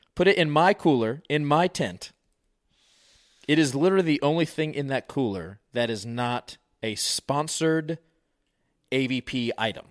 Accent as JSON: {"language": "English", "region": "Virginia", "country": "United States", "tie": "born or raised there", "said": "My buddy Omar, we grew up in Virginia"}